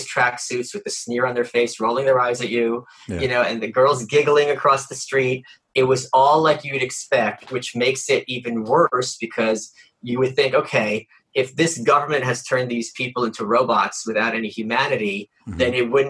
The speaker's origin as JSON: {"language": "English", "country": "Russia", "tie": "born or raised there", "said": "I was born in Russia"}